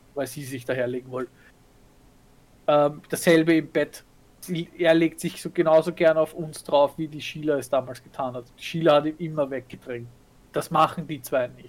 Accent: Vienna, Austria; als Wienerin

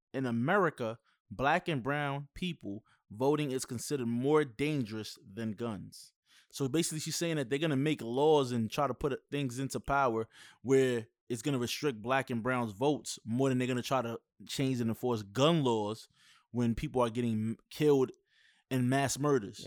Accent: New York, United States; I'm from New York

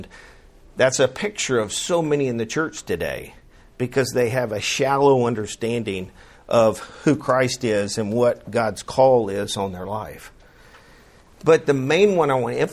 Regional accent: Chattanooga, Tennessee, United States; also born or lived in Montgomery, Alabama; now in Birmingham, United States; I grew up in Chattanooga, Tennessee

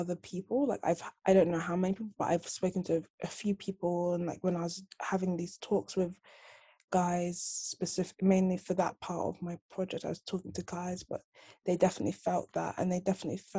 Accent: London, United Kingdom; do I say Northwest London? Am I meant to say Nigeria? But it's like, I'm Nigerian, yes, but I was born and raised in England

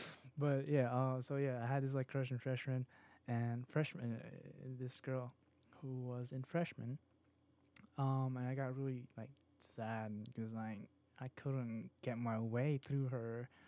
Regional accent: Virginia, United States; I was just like here in Virginia. I'm just from Virginia, and I travel up north, probably what New York and Philadelphia and Washington.

